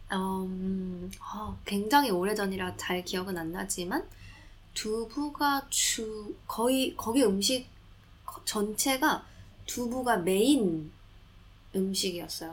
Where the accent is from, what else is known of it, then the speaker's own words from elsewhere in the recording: Jeju, South Korea; now in London, United Kingdom; 제가 고향이 제주도인데요.